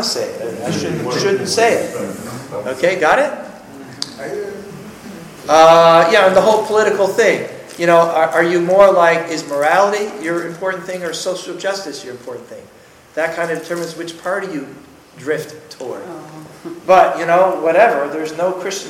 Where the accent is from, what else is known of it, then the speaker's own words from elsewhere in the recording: United States; I'm American